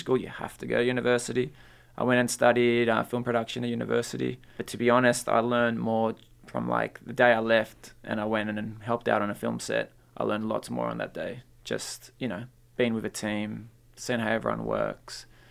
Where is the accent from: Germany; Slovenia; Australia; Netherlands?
Australia; North Shore, New South Wales; English is a second language; also born or lived in Peru; I grew up in the North Shore, so there weren't many Latino kids around there.